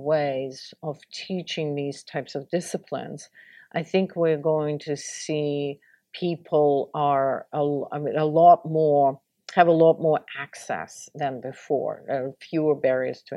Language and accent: English; Russia; moved away as an adult; now in United States; I grew up in the Soviet Union and started my career in Russia, I was in school in Russia